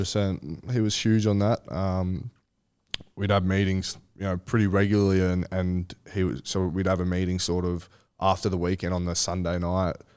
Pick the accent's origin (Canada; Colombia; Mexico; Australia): Australia; Sydney, New South Wales; also born or lived in Malabar / Kingsford; I grew up in Kensington, which is, uh, five, five, ten minutes from Coogee.